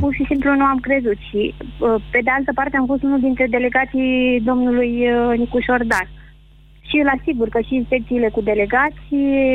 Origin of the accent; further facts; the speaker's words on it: Bucharest, Romania; Sunt din București